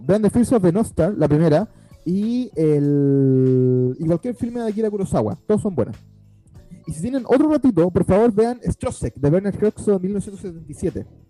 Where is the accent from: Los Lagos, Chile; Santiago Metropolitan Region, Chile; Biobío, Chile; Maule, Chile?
Santiago Metropolitan Region, Chile; Puente Alto; crecí en Puente Alto